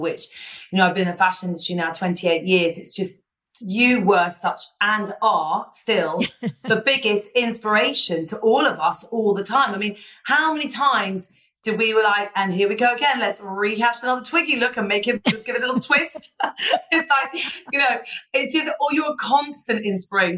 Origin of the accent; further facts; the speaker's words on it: Ibiza, Balearic Islands, Spain; I grew up in Ibiza.